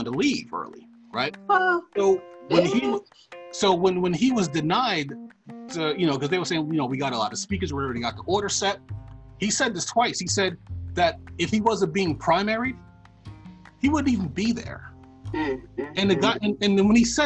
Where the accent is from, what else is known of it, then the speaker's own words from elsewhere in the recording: New York, United States; I'm from New York.